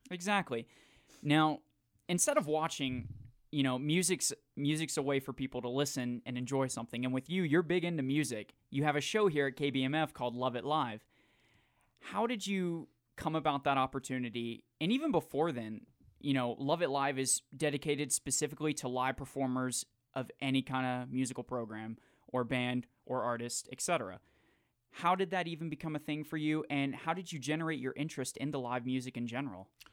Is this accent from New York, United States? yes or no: no; Jacksonville, Florida, United States; moved away; I'm from Jacksonville